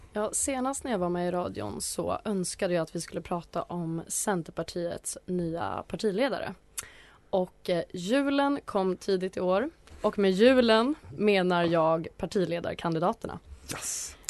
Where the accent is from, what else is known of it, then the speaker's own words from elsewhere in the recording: Atlingbo, Gotland, Sweden; i Atlingbo socken där jag växte upp.